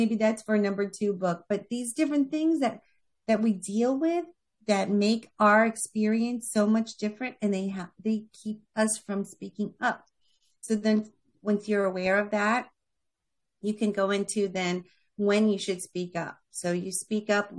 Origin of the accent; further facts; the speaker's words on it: Florida, United States; also born or lived in New York; I was born in New York, raised in Florida